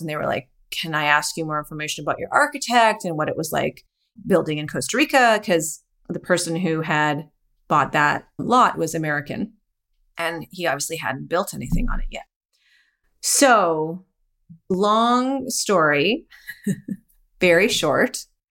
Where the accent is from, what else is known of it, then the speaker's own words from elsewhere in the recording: Calgary, Alberta, Canada; So I am Canadian. I was born and raised in Calgary, Alberta, which is near the Rocky Mountains